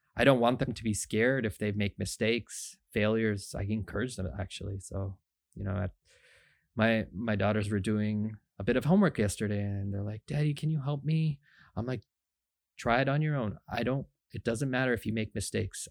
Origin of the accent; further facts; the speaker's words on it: Markham, Ontario, Canada; also born or lived in Scarborough, Ontario; we lived in Markham, Ontario. I was born in Scarborough, but we moved really early on, went to Markham, Ontario